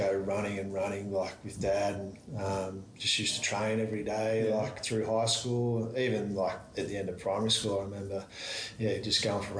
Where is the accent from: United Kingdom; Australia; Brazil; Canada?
Australia; Albury, New South Wales; I'm from Albury, so I grew up there